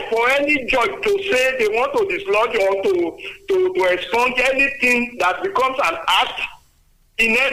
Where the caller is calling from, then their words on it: Adigbe, Ogun State, Nigeria; I'm calling from Adigbe.